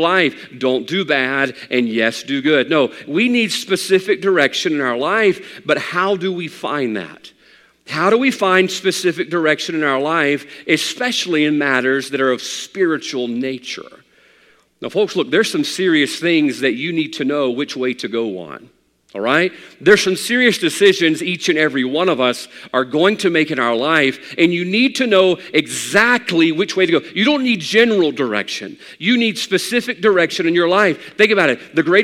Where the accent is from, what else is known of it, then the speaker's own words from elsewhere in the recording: around Hattiesburg, Mississippi, United States; growing up in Hattiesburg or around Hattiesburg, I'm very familiar with the main avenues and the main roads around Hattiesburg